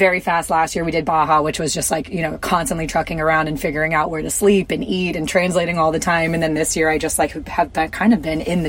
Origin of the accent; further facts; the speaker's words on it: Georgia, United States; moved away as an adult; also born or lived in Florida / South Carolina; I grew up in the South. So I was born in Florida, raised in Georgia, then college in South Carolina.